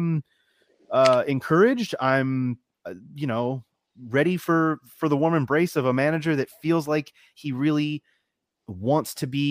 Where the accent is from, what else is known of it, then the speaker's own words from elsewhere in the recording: Baltimore, Maryland, United States; I am originally from Baltimore